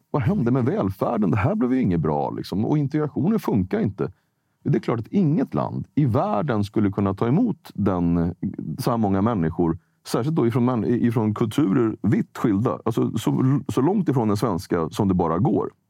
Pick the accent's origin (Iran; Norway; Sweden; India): Sweden; born there; jag, jag är född i Sverige, men jag, jag har en annan färg.